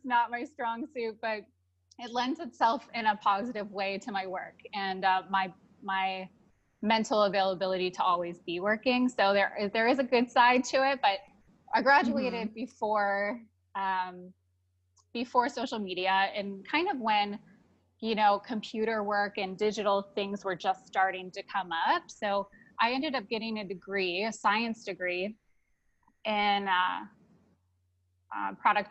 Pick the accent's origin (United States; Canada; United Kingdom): United States; Ohio; now in Las Vegas, United States; I grew up in Ohio. I grew up in a small farm area in Ohio